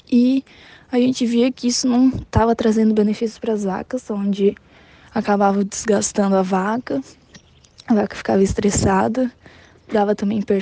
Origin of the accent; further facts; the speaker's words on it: São Martinho, Brazil; sou do município de São Martinho, tenho 19 anos